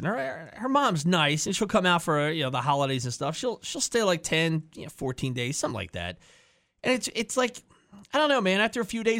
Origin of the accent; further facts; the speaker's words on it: New Jersey, United States; I'm from New Jersey